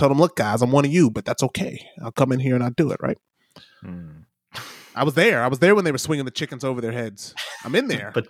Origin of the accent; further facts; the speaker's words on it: Detroit, Michigan, United States; born there; Yeah, I was born in Detroit Medical Center, Sinai Grace Hospital, and that's a Jewish hospital.